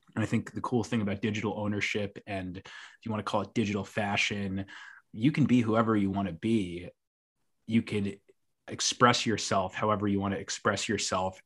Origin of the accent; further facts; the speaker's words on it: New York City, New York, United States; as a New Yorker